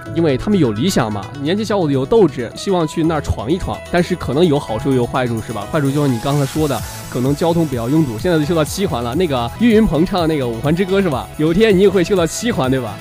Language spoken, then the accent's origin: Chinese; Xinyang, Henan, China; moved away; 因为我是信仰人嘛